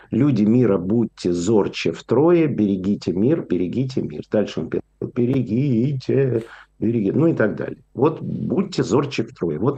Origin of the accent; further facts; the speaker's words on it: Ukraine; moved away; я уехал из Украины, потому что советская Украина это была самым антисемитским, э, самой антисемитской республикой, которую только можно было представить.